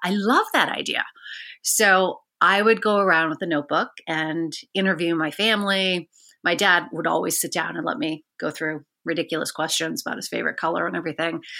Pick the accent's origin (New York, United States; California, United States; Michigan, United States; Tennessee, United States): Michigan, United States; Bloomfield Township; moved away as an adult; also born or lived in Missoula, Montana / Hartford, Connecticut; I grew up in a suburb of Detroit, Michigan, um, Bloomfield Township